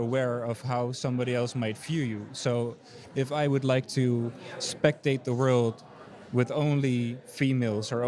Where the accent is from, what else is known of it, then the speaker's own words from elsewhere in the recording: Amsterdam, North Holland, Netherlands; I'm a painter from Amsterdam, the Netherlands